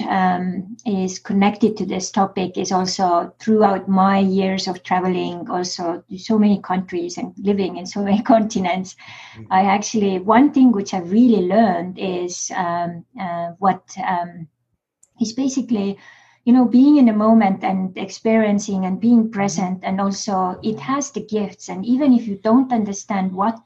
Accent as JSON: {"language": "English", "country": "Estonia", "moved": "yes", "lives_now": "United States"}